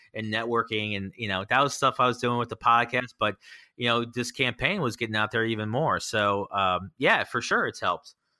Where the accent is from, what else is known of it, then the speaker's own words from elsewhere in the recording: Annapolis, Maryland, United States; this is my hometown.